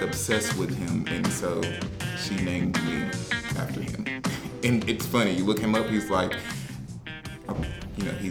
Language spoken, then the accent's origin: English; North Carolina, United States; moved away as an adult; now in Brooklyn, United States; I'm originally from North Carolina, from a like really small town that nobody knows